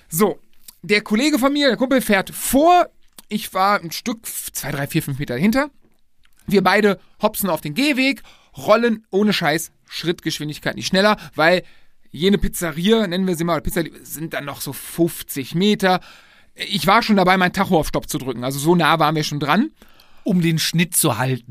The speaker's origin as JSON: {"language": "German", "town": "Lohmar", "region": "North Rhine-Westphalia", "country": "Germany", "tie": "born or raised there", "said": "sind dann nach Loma zurückgekommen, äh, mein Heimatdorf"}